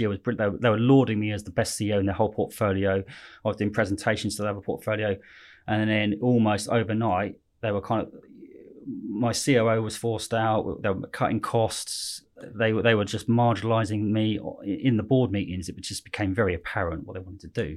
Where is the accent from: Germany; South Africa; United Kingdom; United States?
United Kingdom; Slough, South East England; also born or lived in West London; I was born in Slough, but I say West London